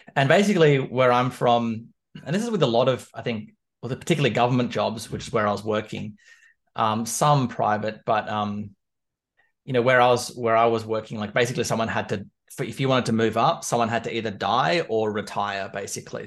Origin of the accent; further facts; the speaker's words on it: Canberra, Australian Capital Territory, Australia; moved away as an adult; now in London, United Kingdom; I was born and raised in Canberra, which is the capital of Australia